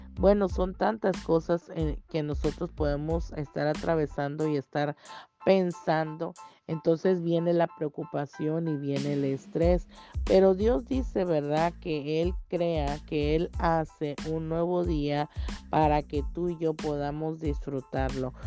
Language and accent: Spanish; Tapachula, Chiapas, Mexico; moved away as an adult; vengo de Tapachula, Chiapas